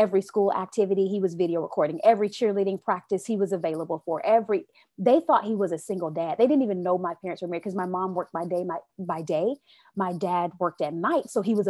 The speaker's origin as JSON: {"language": "English", "country": "United States", "said": "I love my America, even though I don't agree with everything that happens within, right? But I am an American girl"}